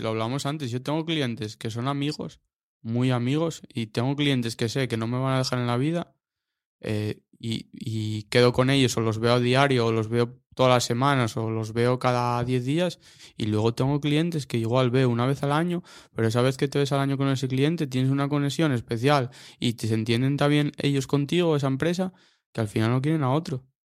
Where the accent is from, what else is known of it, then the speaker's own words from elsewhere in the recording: Mieres, Asturias, Spain; yo soy de Mieres, Mieres. Nací allí, vivo allí, de momento